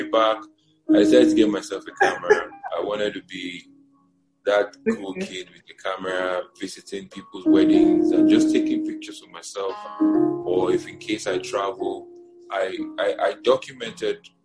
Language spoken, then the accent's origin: English; Niger State, Nigeria; also born or lived in Abia State; I was born and raised in the north. I was born and raised in Niger State.